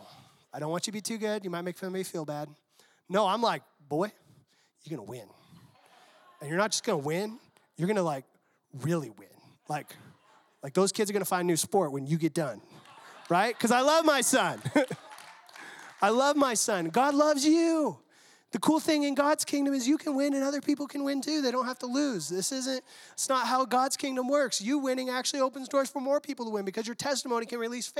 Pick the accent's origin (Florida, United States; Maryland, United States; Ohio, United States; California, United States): California, United States; San Diego; I'm from San Diego